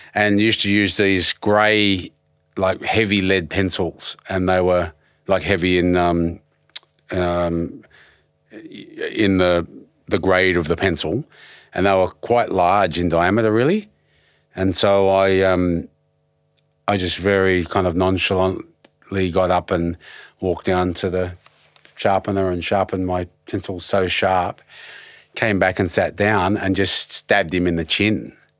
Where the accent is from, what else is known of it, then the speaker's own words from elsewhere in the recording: Penrith, New South Wales, Australia; moved away; also born or lived in Blacktown / Prospect / Ashfield / Redfern; I was raised on top of a hill in South Penrith